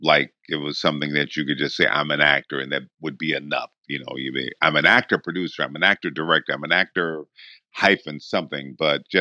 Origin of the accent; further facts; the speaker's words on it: Benton Harbor, Michigan, United States; I grew up in Michigan